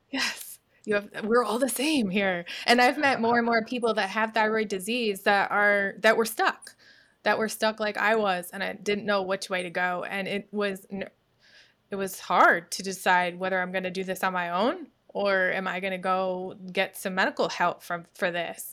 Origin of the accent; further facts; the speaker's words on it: New York, United States; moved away as an adult; also born or lived in Myrtle Beach, South Carolina; now in Suwanee, United States; I was born and raised in New York.